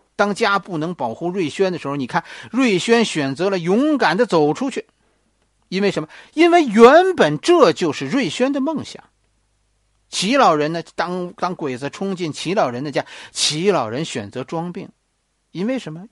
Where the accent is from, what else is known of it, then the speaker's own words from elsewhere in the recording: China; 我们中国人